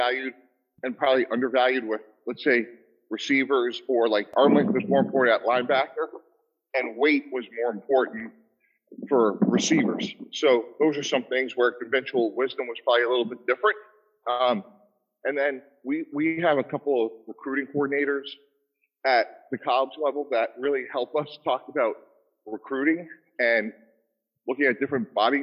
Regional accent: Boston, Massachusetts, United States; I grew up in the Boston area

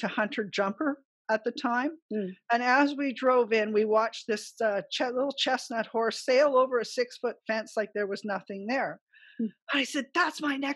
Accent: Ottawa, Ontario, Canada; moved away; also born or lived in British Columbia / Alberta; I grew up in Ottawa in the city

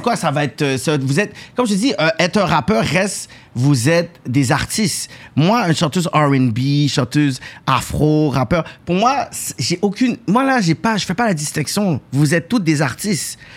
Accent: Quebec, Canada; je suis né dedans

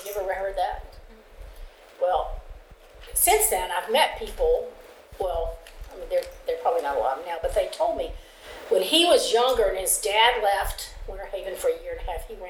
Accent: Lakeland, Florida, United States; I grew up in Lakeland

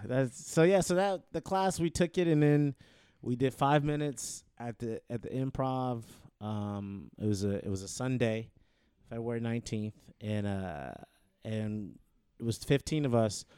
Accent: Detroit, Michigan, United States; moved away as an adult; also born or lived in Tallahassee, Florida; now in Los Angeles, United States; I'm born and raised in Detroit, Michigan

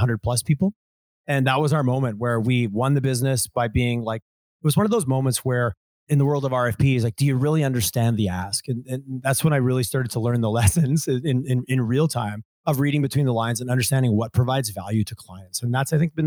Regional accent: Montreal area, southern Quebec, Canada; moved away as an adult; now in Alberta, Canada; I originally grew up in southern Quebec, Montreal area.

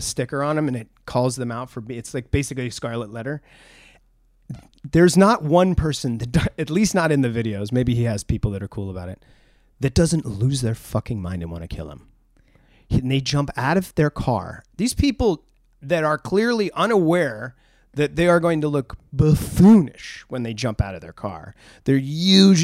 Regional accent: New England, United States; growing up in New England

